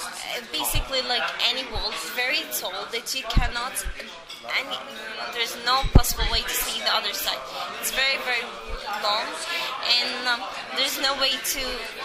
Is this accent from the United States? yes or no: no; Bethlehem, West Bank, Palestine; born there; English is a second language; Yes, I was born in Bethlehem.